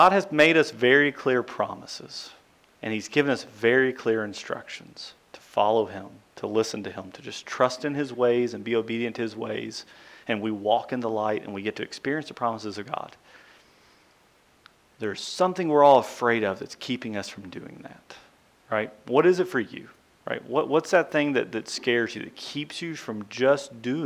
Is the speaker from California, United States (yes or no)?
no; Central Kentucky, United States; growing up in Central Kentucky